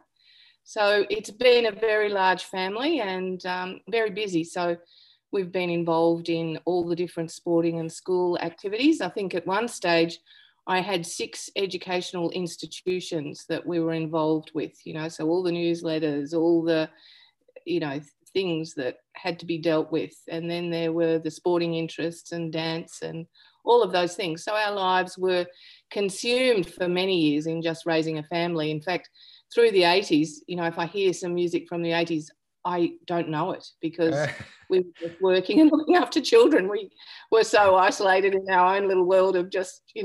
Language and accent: English; Omeo, Victoria, Australia; now in South Gippsland, Australia; I was born in the Omeo Hospital and I spent my early years on Bundara Station, which is 13 gateways from the Blue Duck